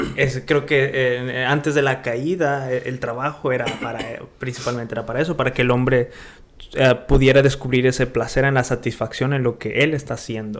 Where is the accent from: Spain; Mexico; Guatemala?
Mexico; Monterrey, Nuevo León; moved away; de donde yo vengo es puro emprendedor